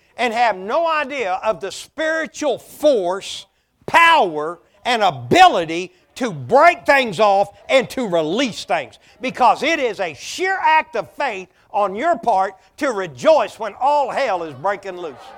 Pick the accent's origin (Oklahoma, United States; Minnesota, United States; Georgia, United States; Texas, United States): Oklahoma, United States; born or raised there; moved away